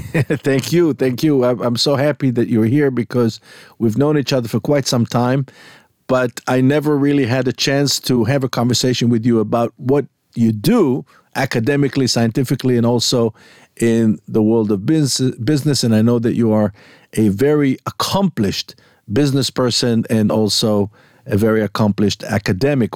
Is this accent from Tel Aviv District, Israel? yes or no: yes; Jaffa, Tel Aviv District, Israel; technically born in Yafo.